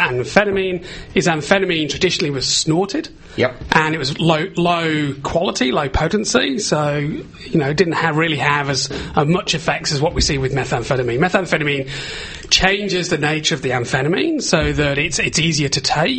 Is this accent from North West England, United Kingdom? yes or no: yes; Liverpool, North West England, United Kingdom; now in Australia; I'm from the UK originally. I'm from Liverpool